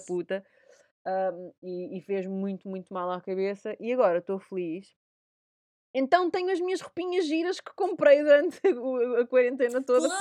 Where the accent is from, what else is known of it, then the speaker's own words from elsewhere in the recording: Portugal; moved away; sou portuguesa